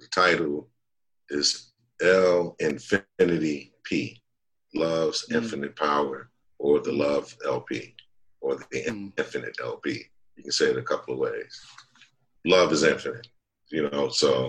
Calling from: Chino Hills, California, United States; I'm in Chino Hills, California.

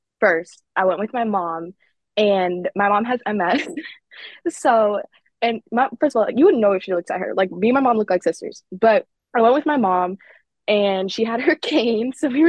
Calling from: Connecticut, United States

